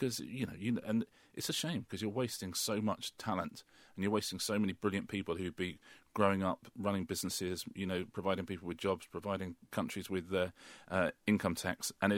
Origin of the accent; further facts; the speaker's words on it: United Kingdom; Well, you know, I grew up in the British working class, and now I'm very, very, very much in the British middle class.